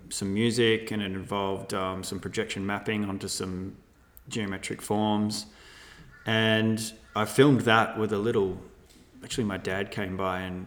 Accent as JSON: {"language": "English", "town": "Melbourne", "region": "Victoria", "country": "Australia", "tie": "born or raised there", "said": "grew up in Melbourne"}